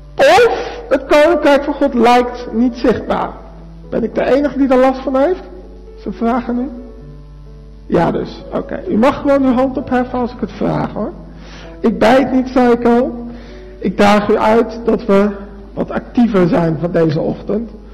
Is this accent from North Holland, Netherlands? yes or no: no; Arnhem, Gelderland, Netherlands; now in Alblasserdam, Netherlands; ik woon in Alblas-Stam, geboren in Arnhem